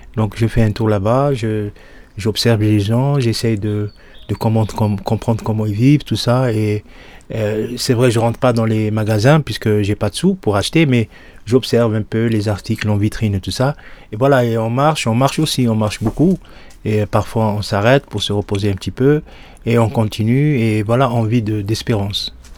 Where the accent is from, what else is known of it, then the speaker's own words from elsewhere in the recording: Souk Ahras, Souk Ahras Province, Algeria; now in Lyon, France; Moi, je suis né à Soukaras, en Algérie. J'ai grandi là-bas aussi